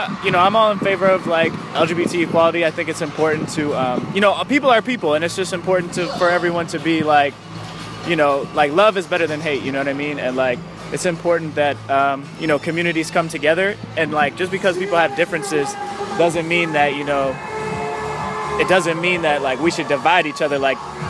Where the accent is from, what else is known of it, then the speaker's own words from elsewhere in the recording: Warren, Ohio, United States; now in Niles, United States; I'm originally from Warren, and currently I live in Niles.